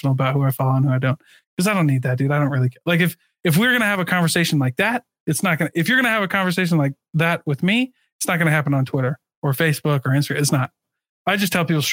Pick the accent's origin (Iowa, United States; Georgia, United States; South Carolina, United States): Iowa, United States; moved away; I grew up in Iowa